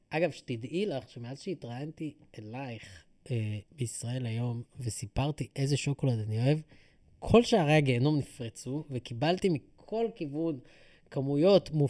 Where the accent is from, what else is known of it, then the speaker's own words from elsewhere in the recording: Ra'anana, Central District, Israel; אני חושב שכשגדלתי בתור ילד ברעננה, הבנתי בשלב מאוד מאוד מוקדם שאני צריך לאמץ את התרבות המקומית